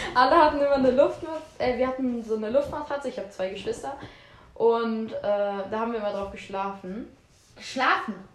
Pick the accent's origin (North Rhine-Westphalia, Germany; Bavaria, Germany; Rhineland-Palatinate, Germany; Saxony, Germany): North Rhine-Westphalia, Germany; Aachen; bei uns in Aachen.